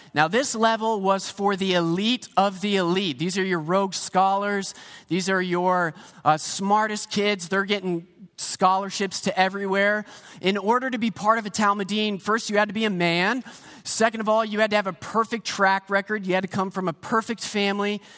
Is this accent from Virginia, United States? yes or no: no; Pennsylvania, United States; moved away as an adult; also born or lived in Saint Petersburg, Florida; now in Canada; I grew up in Pennsylvania